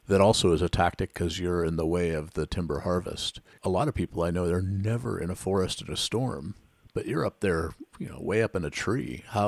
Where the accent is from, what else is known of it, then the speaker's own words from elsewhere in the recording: Washington, United States; I grew up backpacking in the Washington forests